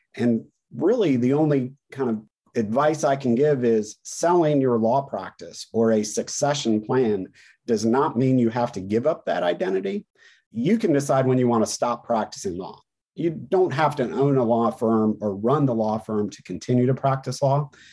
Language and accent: English; North Carolina, United States; in my home state here in North Carolina